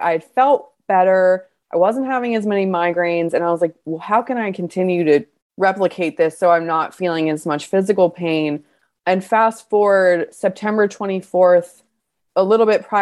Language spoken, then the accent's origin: English; Baltimore, Maryland, United States; I'm from Baltimore